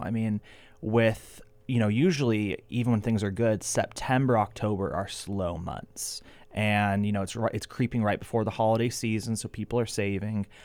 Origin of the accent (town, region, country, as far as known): Ventura, California, United States; born or raised there